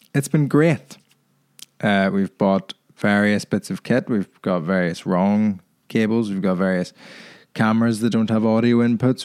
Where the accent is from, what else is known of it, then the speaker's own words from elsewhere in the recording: Ireland; now in England; my thoughts on being Irish